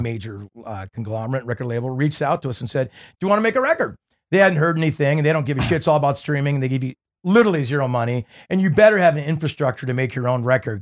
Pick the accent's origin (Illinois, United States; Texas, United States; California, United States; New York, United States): California, United States; Newport Beach; growing up in Newport Beach and kinda having that beachy sound